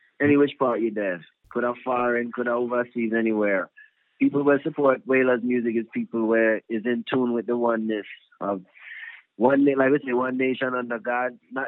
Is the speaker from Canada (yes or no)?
no; New Jersey, United States; We grew up around, like me, I grew up in Union County, New Jersey, where Pete Funk is from.